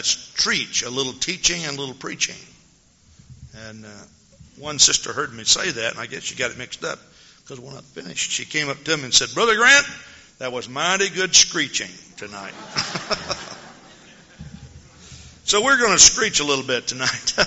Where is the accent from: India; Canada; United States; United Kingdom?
United States; Texas; also born or lived in Henderson, Texas; now in Madison, United States; I'm from Texas originally